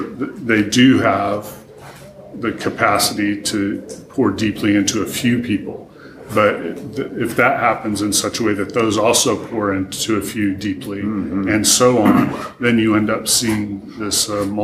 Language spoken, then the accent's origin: English; Taichung, Taiwan; also born or lived in Taejon, South Korea; So I grew up in Asia. My parents were missionaries, so I lived through my elementary school years in Taejon, South Korea, and then middle school and high school in Taichung, Taiwan.